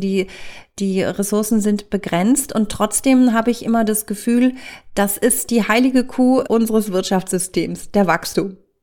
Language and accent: German; Lower Saxony, Germany; ich komme aus Niedersachsen